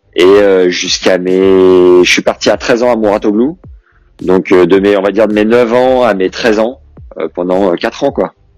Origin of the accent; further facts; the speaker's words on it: Nevers, Bourgogne-Franche-Comté, France; je suis de Nevers, et euh, lui, aussi était de Nevers, et il était dans la même école primaire que moi